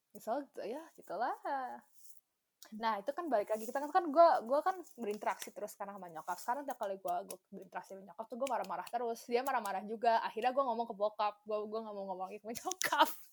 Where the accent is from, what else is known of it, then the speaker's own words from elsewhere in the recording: Indonesia; now in Japan; sebagai orang Indo